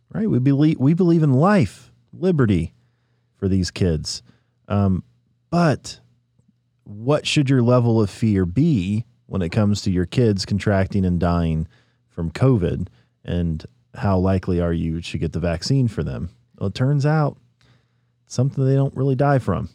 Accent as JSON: {"language": "English", "town": "Nashville", "region": "Tennessee", "country": "United States", "said": "we're from Nashville"}